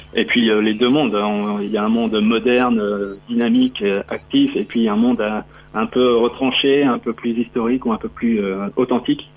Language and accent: French; Normandy, France; now in Rennes, France; je suis normand